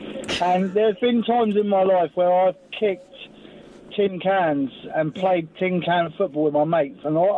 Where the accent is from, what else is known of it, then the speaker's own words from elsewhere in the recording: Luton, East of England, United Kingdom; moved away; I was born and raised in Luton.